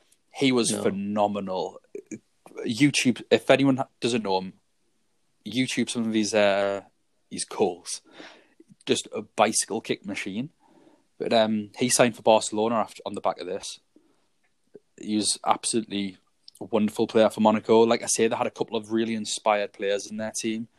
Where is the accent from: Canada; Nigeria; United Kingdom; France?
United Kingdom; England; Being English